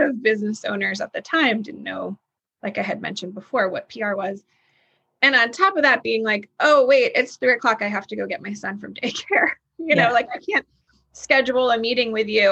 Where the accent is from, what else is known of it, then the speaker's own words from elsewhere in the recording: New York, United States; also born or lived in Texas; now in Nashville, United States; being a New Yorker from New York